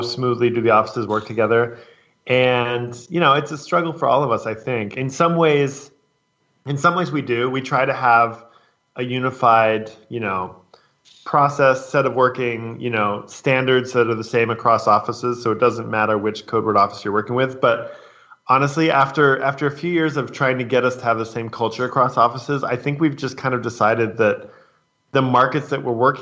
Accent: San Francisco, California, United States; moved away; I'm from San Francisco

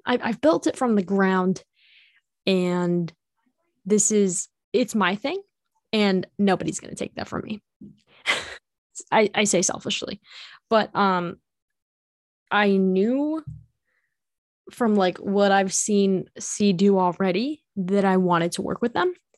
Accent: Illinois, United States; I am from Illinois

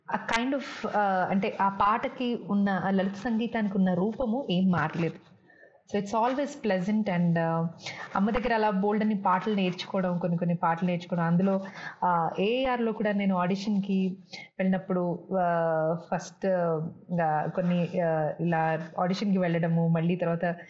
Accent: Telangana, India; accent: Telangana slang; first language Telugu; పుట్టి పెరిగింది ఇక్కడే కాబట్టి నాకు both the slangs are comfortable

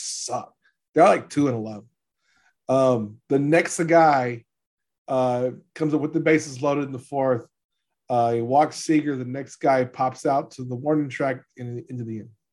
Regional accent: New Orleans, Louisiana, United States; I'm from New Orleans

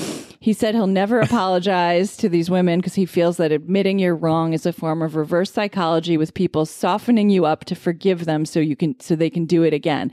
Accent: Roslyn, New York, United States; I'm from Roslyn.

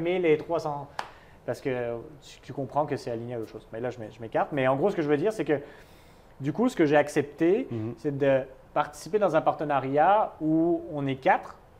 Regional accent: France; moved away as an adult; also born or lived in United States; now in Montreal, Canada; j'ai quitté la France

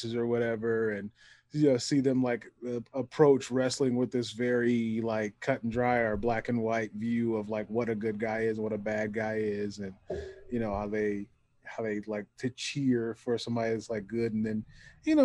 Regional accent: Detroit, Michigan, United States; I'm from Detroit

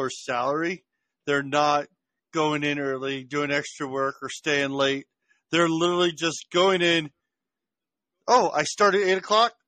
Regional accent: Washington, District of Columbia, United States; I grew up in Washington D.C., so I grew up around everything.

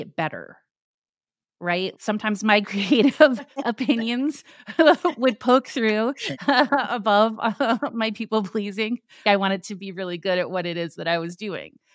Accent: Tucson, Arizona, United States; I grew up in Tucson, Arizona

